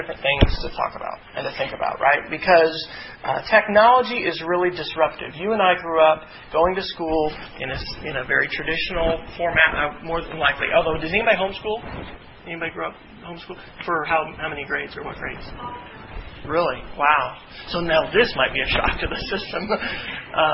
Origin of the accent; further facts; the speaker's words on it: Kansas, United States; moved away; I grew up in Kansas. That's where my hometown is